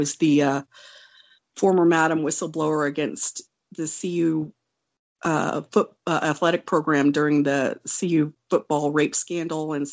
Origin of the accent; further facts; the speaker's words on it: Wonju, Gangwon, South Korea; I was born in Wonju, South Korea. I'm uh, I'm Korean